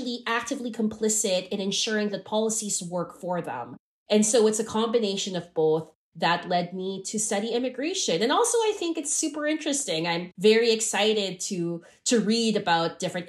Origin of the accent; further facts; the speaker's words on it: Hong Kong; also born or lived in Philippines; now in Canada; When I was living in Hong Kong, I grew up in Hong Kong